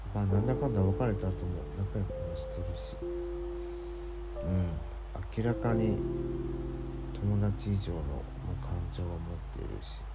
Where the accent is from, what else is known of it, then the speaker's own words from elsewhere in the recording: Kansai, Japan; moved away as an adult; 僕もともと関西出身じゃないですか